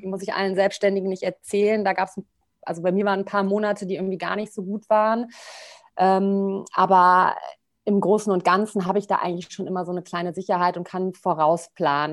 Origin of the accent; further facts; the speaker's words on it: Bonn, North Rhine-Westphalia, Germany; Also ich komme aus Bonn